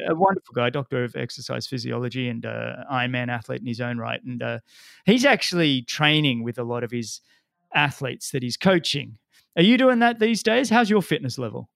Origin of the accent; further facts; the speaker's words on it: Sydney, New South Wales, Australia; I grew up in Sydney